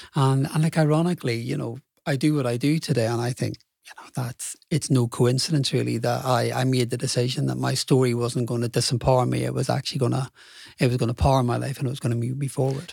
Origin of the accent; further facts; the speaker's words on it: Belfast, Northern Ireland, United Kingdom; so I grew up in Belfast, Irish working class family